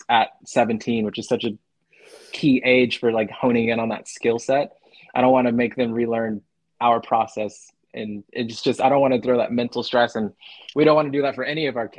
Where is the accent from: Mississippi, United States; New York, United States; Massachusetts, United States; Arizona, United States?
Arizona, United States; now in Huntsville, United States; I grew up, growing up in Arizona, mountain time